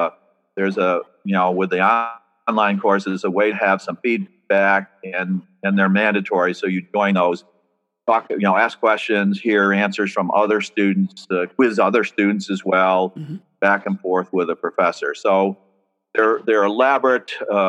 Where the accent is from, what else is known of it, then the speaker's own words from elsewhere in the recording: Vermont, United States; moved away as an adult; also born or lived in Maryland / Delaware / New York; now in Oregon, United States; I was brought up in Vermont